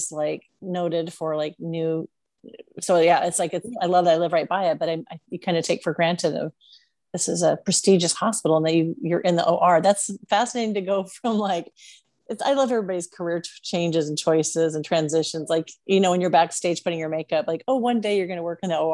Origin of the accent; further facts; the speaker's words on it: Seattle, Washington, United States; I'm from Seattle